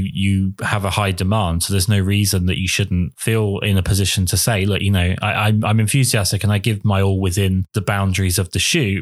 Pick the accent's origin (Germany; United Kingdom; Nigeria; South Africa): United Kingdom; England